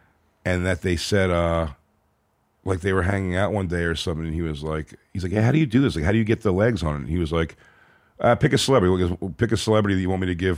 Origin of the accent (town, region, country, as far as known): Philadelphia, Pennsylvania, United States; born or raised there